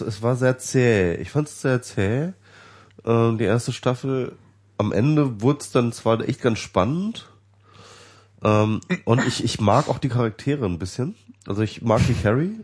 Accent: Germany; weil ich jetzt deutsch bin

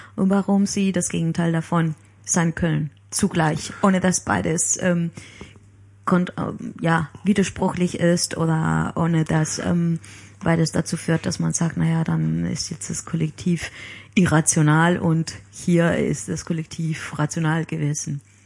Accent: Palma, Balearic Islands, Spain; born or raised there; German is a second language; moved away

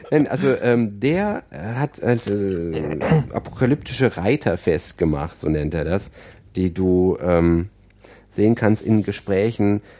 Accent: Aachen, North Rhine-Westphalia, Germany; ich komme aus Aachen und ähm, das ist auch schlimm.

